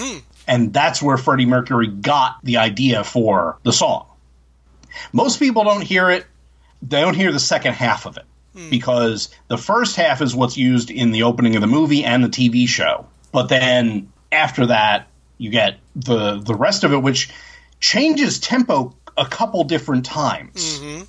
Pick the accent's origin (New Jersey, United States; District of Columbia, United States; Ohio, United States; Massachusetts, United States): New Jersey, United States; I'm from New Jersey. And if you're in New Jersey, you hear two things a lot